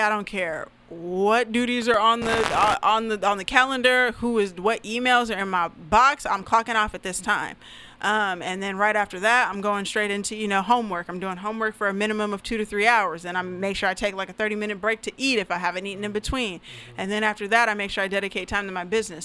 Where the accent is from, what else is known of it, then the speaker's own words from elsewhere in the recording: Federal Way, Washington, United States; also born or lived in Oregon; I'm actually from Federal Way, Washington. Mm-hmm. Um, so that's you know that's where I grew up. Um, I was born in Oregon, but raised out here. You know, moved out here when I was four